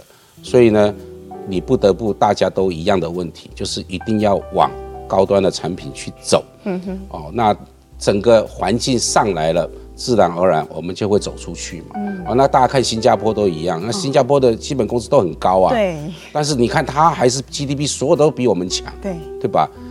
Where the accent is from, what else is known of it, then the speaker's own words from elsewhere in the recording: Miaoli County, Taiwan; 我年轻的时候我是苗栗的乡下人，对对对对，我父母亲都务农的。